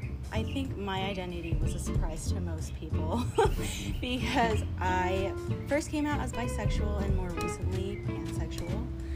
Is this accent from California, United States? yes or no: yes; Chico, California, United States; also born or lived in San Jose; I was born in San Jose and lived there for a while, but then ended up moving up to Chico. Yeah. So been here for like high school and everything